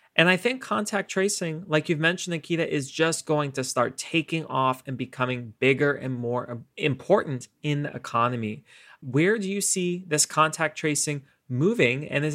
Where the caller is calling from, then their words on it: New York City, New York, United States; I'm joining everyone from New York City as we're continuing to reimagine and reopen the economy in Silicon Alley.